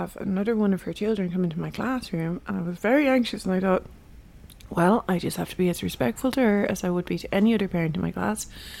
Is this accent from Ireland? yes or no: yes; Ireland; I'm Irish.